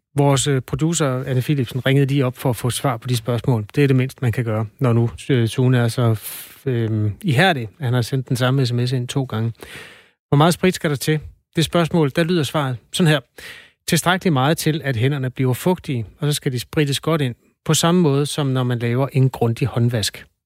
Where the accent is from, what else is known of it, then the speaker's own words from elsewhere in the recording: Jutland, Denmark; jeg er jo fra Jylland